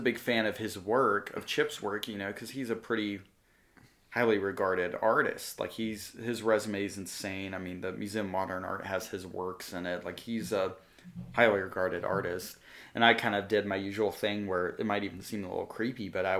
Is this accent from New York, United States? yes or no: no; Amarillo, Texas, United States; oh, I'm 21, I'm from Amarillo, Texas, and I'm a musician